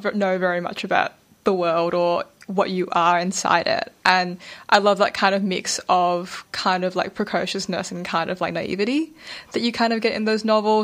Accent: Malaysia; I'm Malaysian Chinese

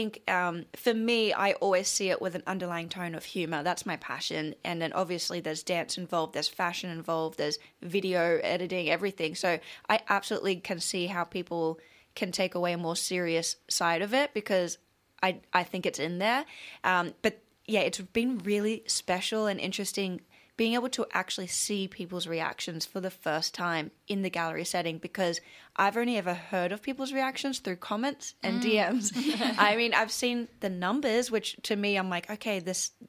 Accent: Australia; moved away as an adult; now in Los Angeles, United States; I've always had a really pleasant experience being an Australian

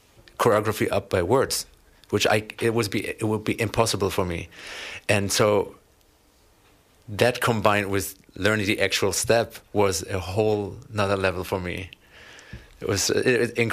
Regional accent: Germany; moved away as an adult; now in Los Angeles, United States; I was born and raised in Germany, but moved to Los Angeles 3 years ago, where we

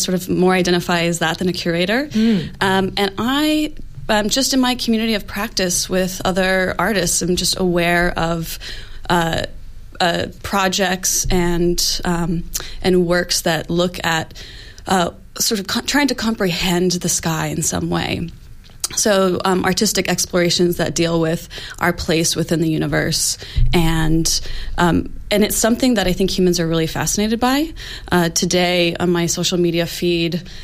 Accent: United States; now in Australia; I'm also from the U.S.

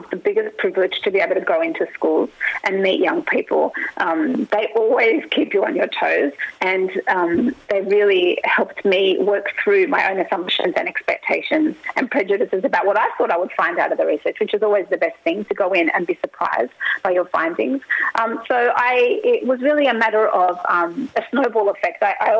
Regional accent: Australia; when I was growing up in the 90s, you know, and in the 80s, that I didn't experience marginalisation

